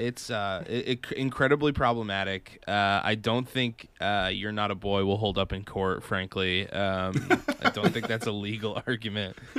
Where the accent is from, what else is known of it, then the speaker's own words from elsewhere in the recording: Massachusetts, United States; I'm from Massachusetts.